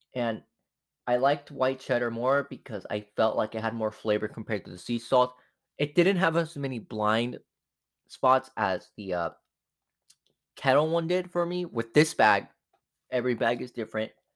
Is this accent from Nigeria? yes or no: no; Mexico; first language Spanish; English is a second language; I'm Mexican